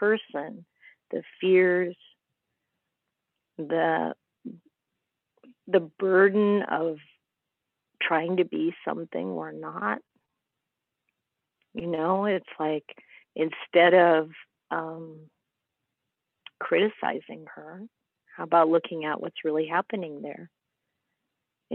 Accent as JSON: {"language": "English", "region": "Midwest", "country": "United States", "tie": "born or raised there", "also_born_or_lived": "England", "moved": "as an adult", "said": "an American growing up in the Midwest"}